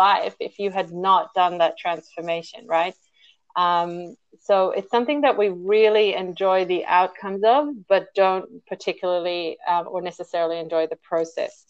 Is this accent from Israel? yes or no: yes; Israel; now in Sydney, Australia; I am a Sydney-sider at the moment, but I hail from Israel originally.